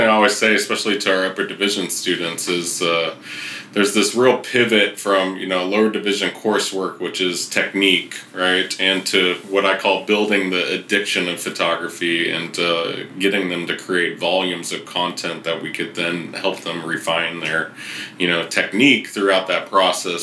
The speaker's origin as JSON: {"language": "English", "town": "Riverside", "region": "California", "country": "United States", "tie": "born or raised there", "also_born_or_lived": "San Francisco", "said": "now I'm back in my hometown of Riverside"}